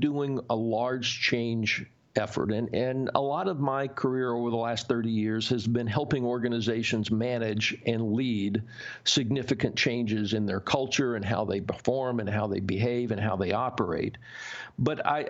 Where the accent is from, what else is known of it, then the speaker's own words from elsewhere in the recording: the South, United States; I grew up in the South. I grew up in the Bible Belt